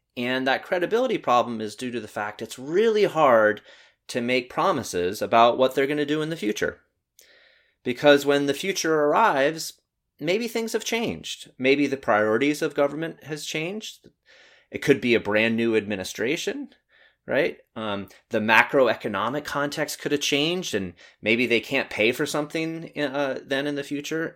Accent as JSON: {"language": "English", "region": "North Carolina", "country": "United States", "tie": "born or raised there", "moved": "yes", "said": "growing up in North Carolina for a while"}